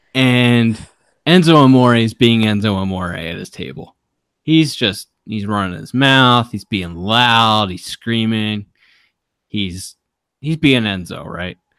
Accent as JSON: {"language": "English", "town": "Baltimore", "region": "Maryland", "country": "United States", "said": "I'm from Baltimore, and I'm really proud of my city"}